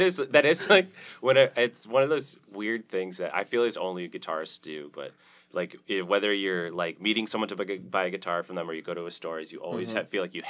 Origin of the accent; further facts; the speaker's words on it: Detroit, Michigan, United States; So I'm from Detroit.